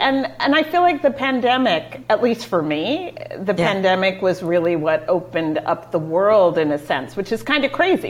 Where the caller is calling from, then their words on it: Panama; I am coming in from Central America. I am in Panama.